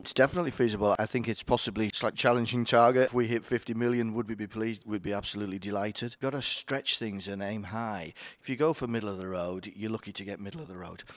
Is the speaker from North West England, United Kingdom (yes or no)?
no; Yorkshire and the Humber, United Kingdom; I am from Yorkshire, so I obviously know all the greatness of Yorkshire.